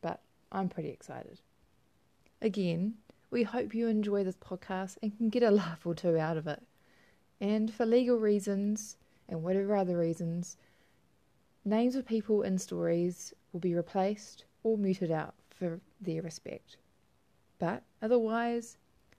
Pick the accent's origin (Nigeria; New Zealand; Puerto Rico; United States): New Zealand; also born or lived in Christchurch; I'm from Aotearoa, New Zealand.